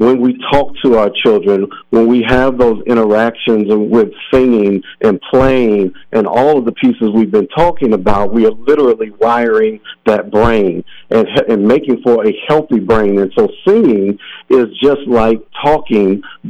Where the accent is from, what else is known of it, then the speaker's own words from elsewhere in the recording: Minneapolis, Minnesota, United States; I was born and raised here in Minneapolis in south on the south side